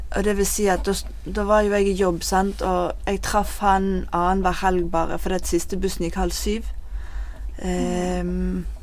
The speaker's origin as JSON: {"language": "Norwegian", "town": "Bergen", "region": "Vestland", "country": "Norway", "also_born_or_lived": "Bønes", "said": "Jeg er 38 år, og jeg kommer fra Fyllingsdalen."}